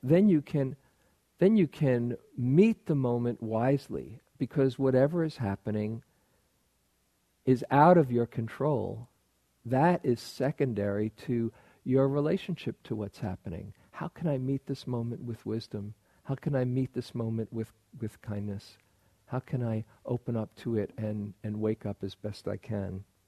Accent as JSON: {"language": "English", "region": "New York", "country": "United States", "tie": "born or raised there", "said": "I grew up in New York, and people often live in superlatives in New York"}